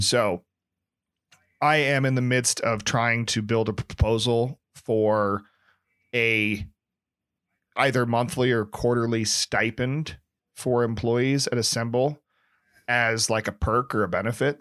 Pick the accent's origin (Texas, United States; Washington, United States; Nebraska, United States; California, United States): Nebraska, United States; now in San Francisco, United States; being from Nebraska, I'm more Hick than my San Francisco counterparts